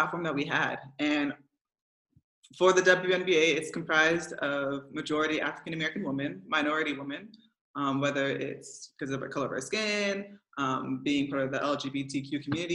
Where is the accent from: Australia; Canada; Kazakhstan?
Canada; now in Belgium; I'm a proud Canadian. No matter where I go, my passport always reads Canadian